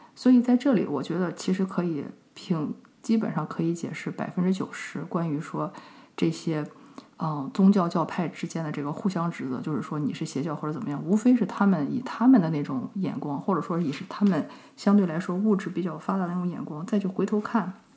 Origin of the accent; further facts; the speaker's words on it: China; 就像我们中国人，对吧？都会吃一些动物的内脏